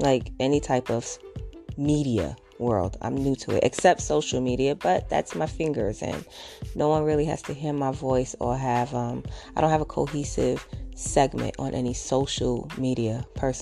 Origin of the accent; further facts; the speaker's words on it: New York City, New York, United States; I'm a mom from Brooklyn